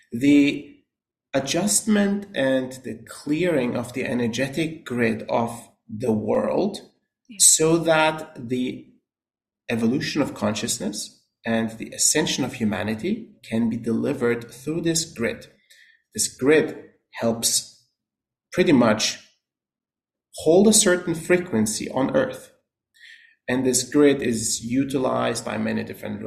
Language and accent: English; Austria; moved away as an adult; also born or lived in New York / California; now in United States; Born and raised in Austria